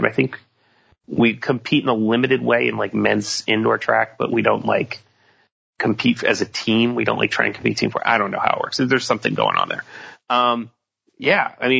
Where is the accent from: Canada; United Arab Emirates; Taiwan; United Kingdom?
Canada; I'm very Canadian. My fellow Canadian.